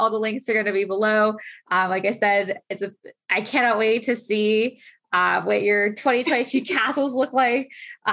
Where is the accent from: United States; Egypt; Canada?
Canada; London, Ontario; now in Kitchener, Canada; I grew up in London. So London's like the forest city